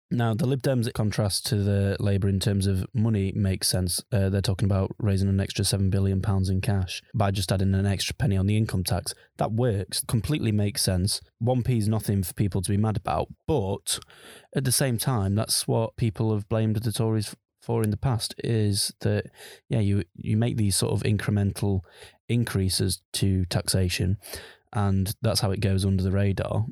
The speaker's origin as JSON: {"language": "English", "town": "Sheffield", "region": "Yorkshire and the Humber", "country": "United Kingdom", "said": "I'm from the Sheffield region"}